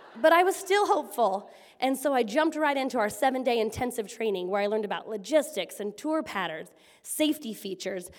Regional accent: Washington, United States; moved away; I was only from Washington

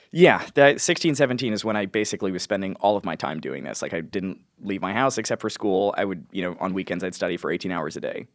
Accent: New York, United States; I'm from New York

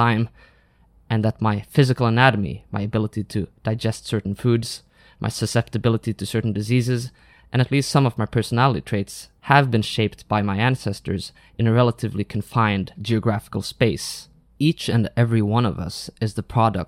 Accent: Norway; I am a Norwegian

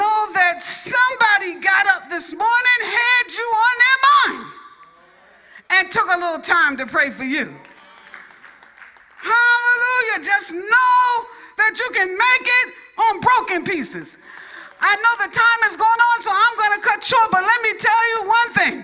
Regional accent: New York, United States; I'm from New York.

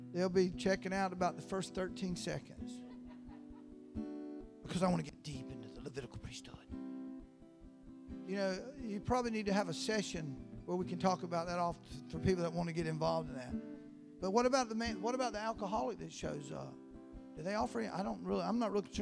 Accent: Live Oak, Florida, United States; also born or lived in Valdosta, Georgia; I grew up in a little town called Live Oak, Florida. I was born and raised there

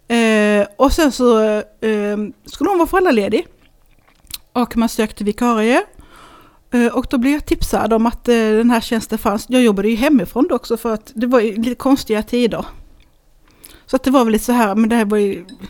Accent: Hässleholm, Skåne, Sweden; also born or lived in Lund; Jag är född i Hässleholm

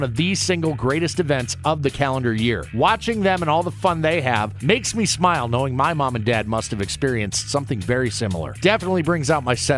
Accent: Ankeny, Iowa, United States; my hometown Ankeny Hawks

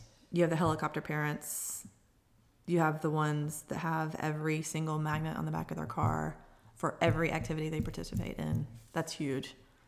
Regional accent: Georgia, United States; I grew up on Bill Murdoch Road. I didn't have a neighborhood.

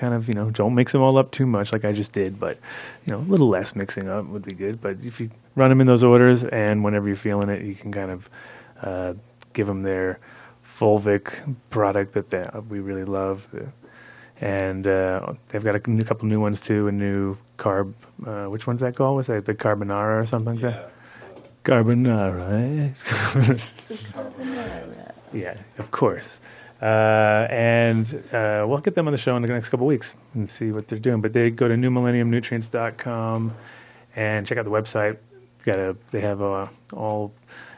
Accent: Rhode Island, United States; moved away; I grew up in Rhode Island when I was a kid

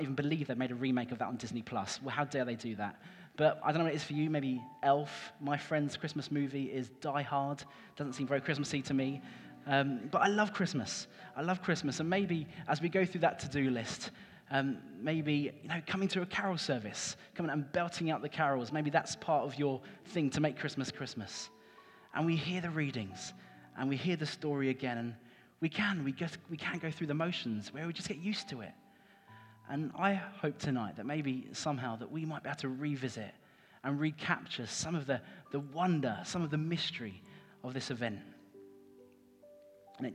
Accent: Cambridge, East of England, United Kingdom; moved away as an adult; now in Norwich, United Kingdom; I grew up in Cambridge. So this is like my home city

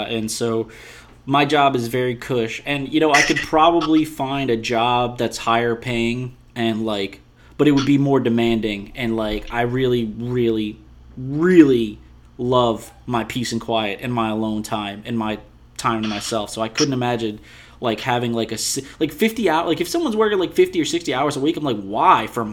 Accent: West Bank, Louisiana, United States; we are both from the West Bank

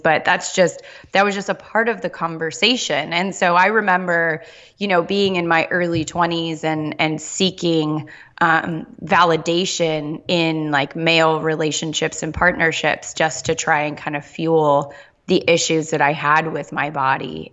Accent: Southern California, United States; I grew up in Southern California

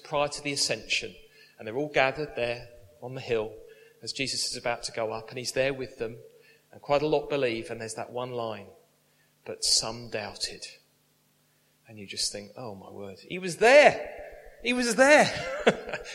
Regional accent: United Kingdom; We're British.

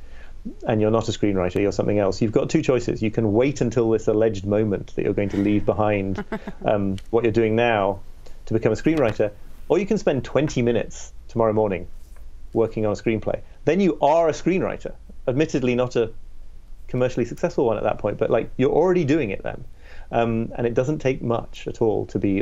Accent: York, Yorkshire and the Humber, United Kingdom; I grew up in Northern England, in this city called York

